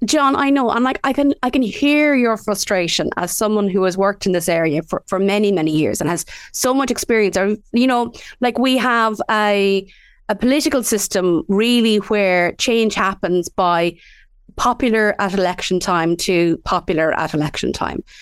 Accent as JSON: {"language": "English", "region": "Midlands", "country": "Ireland", "tie": "born or raised there", "said": "we grew up in the Midlands"}